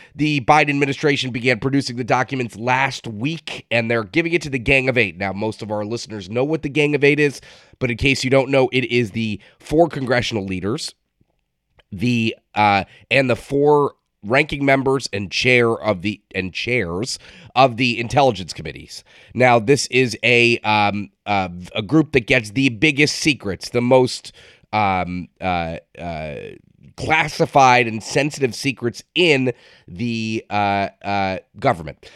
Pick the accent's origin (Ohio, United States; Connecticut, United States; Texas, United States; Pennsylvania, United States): Connecticut, United States; I'm from Connecticut